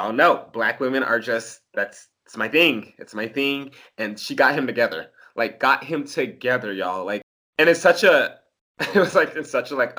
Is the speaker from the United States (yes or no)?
yes; Louisiana, United States; I was born in Louisiana